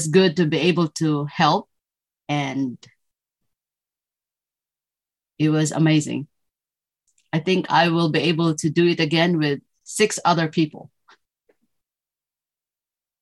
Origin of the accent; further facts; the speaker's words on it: Philippines; moved away as an adult; now in Nebraska, United States; I am originally from the Philippines, and I've been in the United States for many years now